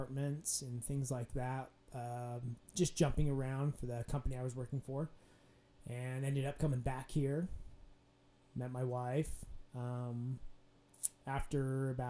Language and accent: English; Syracuse, Utah, United States; I was born here in Utah